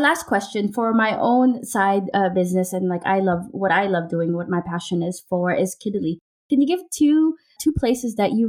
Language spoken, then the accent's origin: English; Los Angeles, California, United States; but I was raised in Los Angeles in US.